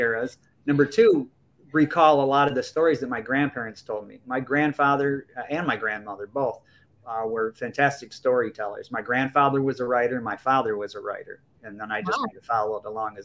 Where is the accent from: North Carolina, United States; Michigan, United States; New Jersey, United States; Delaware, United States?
Michigan, United States; also born or lived in Fort Myers, Florida; I live in Michigan, born and raised in Michigan my whole life